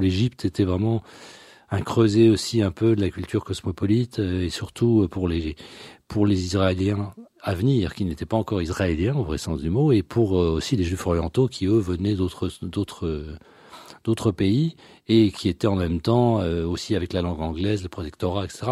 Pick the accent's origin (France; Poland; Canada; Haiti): France; also born or lived in Brussels; je suis né en France, même si euh, toute ma famille, il euh, n'y a pas un seul Français dans ma famille